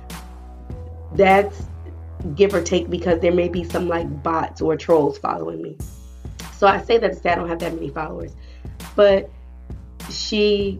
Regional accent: New Jersey, United States; my home state, New Jersey

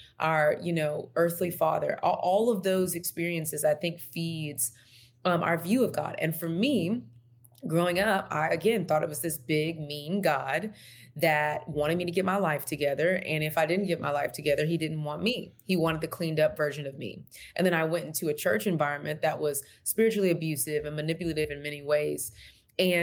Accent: Texas, United States; moved away; I'm from Texas originally.

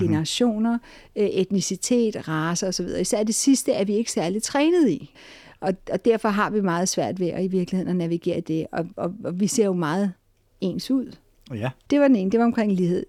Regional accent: Denmark; Vi danskere

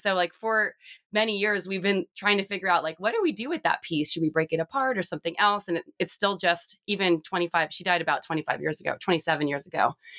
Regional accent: Southern California, United States; I grew up in Southern California

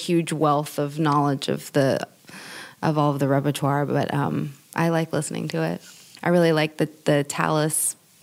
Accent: East Tennessee, United States; moved away as an adult; also born or lived in Berlin, Germany; now in San Francisco Bay Area, United States; coming from East Tennessee

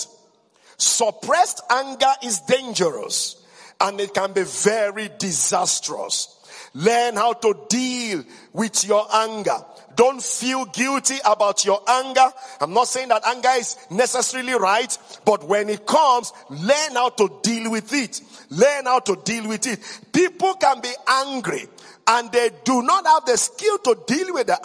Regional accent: Igbo, West Africa, Igboland, Nigeria; in West Africa, we're highly patriarchal. Number two, I came from the Igbo tribe

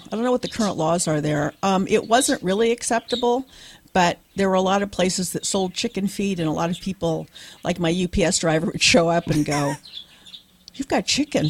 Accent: Berkeley, California, United States; born there; also born or lived in Reno / Tehran; I was born in Berkeley, and then we moved to Reno.

